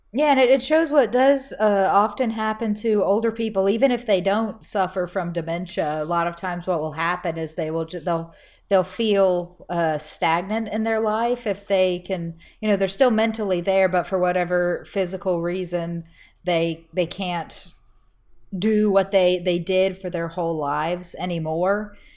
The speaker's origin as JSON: {"language": "English", "region": "Texas", "country": "United States", "said": "As a Texan"}